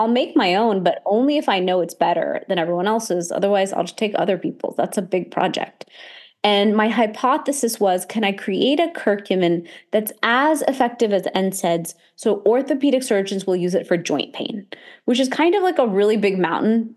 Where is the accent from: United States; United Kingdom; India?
India; I'm Indian